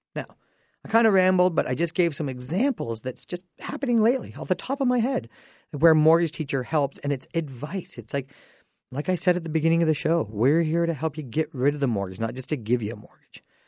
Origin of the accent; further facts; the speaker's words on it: Dorchester, Ontario, Canada; I grew up in Dorchester